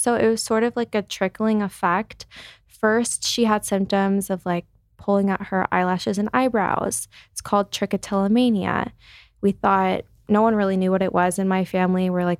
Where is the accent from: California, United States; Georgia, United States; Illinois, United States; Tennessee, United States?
Illinois, United States; Chicago; So I'm from Chicago, grew up in Chicago.